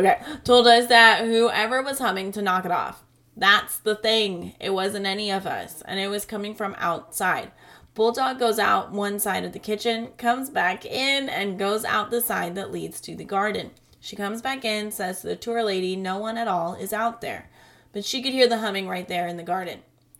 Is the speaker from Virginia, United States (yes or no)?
yes; Virginia, United States; So I grew up in Northern Virginia, and we had plenty of battlefields and such to visit for school trips.